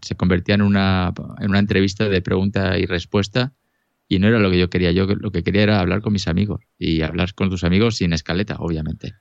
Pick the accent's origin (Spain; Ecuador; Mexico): Spain; Elche, Valencian Community; now in Lausanne, Switzerland; originalmente soy de Elche ilícita